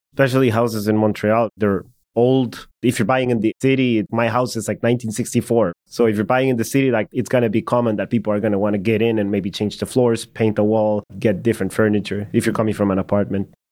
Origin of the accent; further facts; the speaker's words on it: El Salvador; moved away; I'm from El Salvador